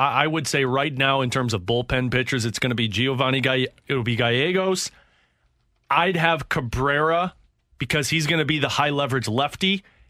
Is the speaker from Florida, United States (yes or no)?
no; New York, United States; accent: New York; It's my New York accent.